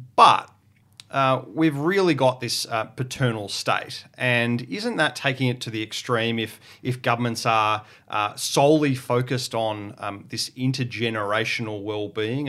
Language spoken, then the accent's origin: English; Portland, Victoria, Australia; I grew up in Portland, um, which is on the southwest coast of Victoria.